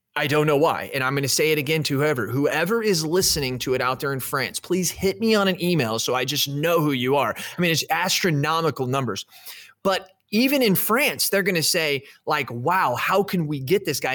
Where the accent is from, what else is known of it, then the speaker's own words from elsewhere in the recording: United States; Me as an American